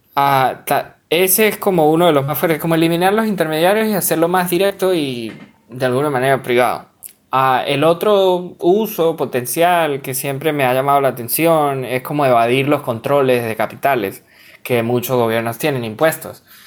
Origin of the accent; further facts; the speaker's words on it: Venezuela; soy venezolano